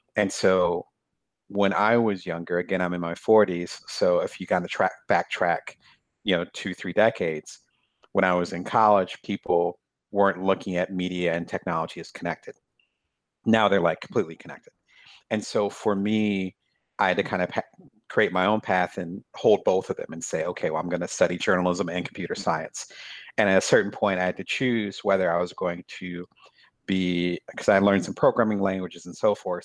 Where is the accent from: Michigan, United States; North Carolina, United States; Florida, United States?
Michigan, United States; Lansing; born or raised there; moved away as an adult; also born or lived in Atlantic City, New Jersey / South Jersey / Detroit / Chicago; now in Ohio, United States